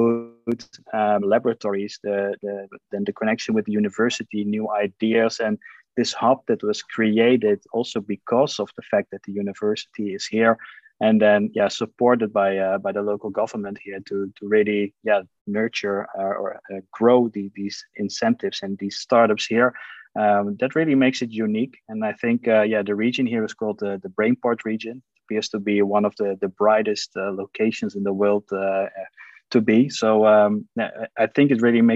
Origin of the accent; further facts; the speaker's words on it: Eindhoven, North Brabant, Netherlands; I'm born and raised in Eindhoven.